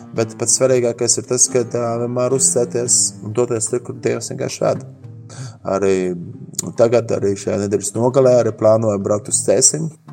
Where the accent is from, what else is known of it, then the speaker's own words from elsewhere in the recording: Latvia; esam Latvijā, esam latvieši